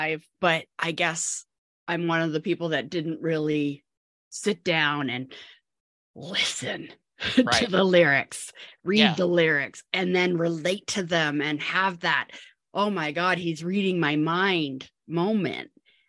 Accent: New Westminster, British Columbia, Canada; I grew up in New Westminster, BC. It's just outside of Vancouver in Canada.

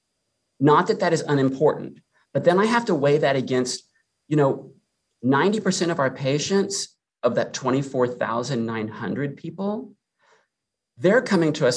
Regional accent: San Antonio, Texas, United States; I grew up in San Antonio. I've lived my entire life here.

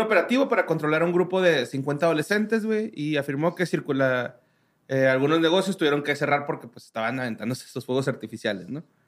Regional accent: Mexico; como mexicanos

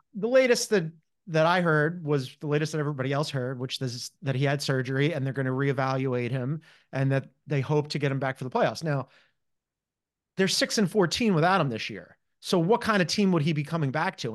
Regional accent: Philadelphia, Pennsylvania, United States; as a Philadelphian

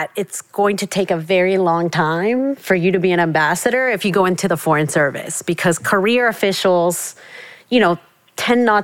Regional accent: South Texas, United States; also born or lived in Mexico City, Mexico; coming to the States as a Mexican immigrant and, you know, growing up in South Texas

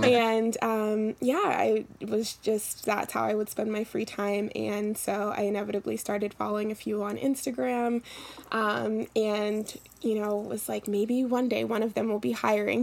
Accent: Philadelphia, Pennsylvania, United States; now in New York, United States; Yeah, so I am pretty new to New York. Um, I'm originally from Philadelphia

